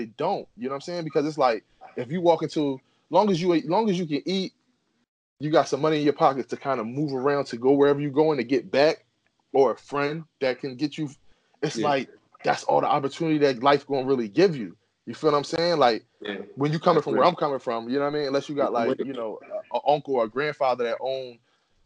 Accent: Philadelphia, Pennsylvania, United States; I'm from Philly. Yeah. My cousin live up the street

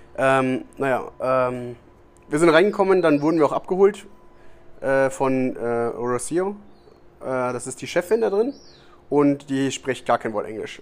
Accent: Germany; now in Costa Rica; bei uns in Deutschland

